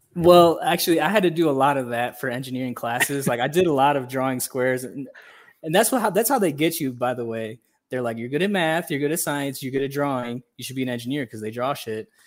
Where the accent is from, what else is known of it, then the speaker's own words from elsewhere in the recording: Hammond, Indiana, United States; moved away as an adult; now in Guatemala; I was born and raised in Northwest Indiana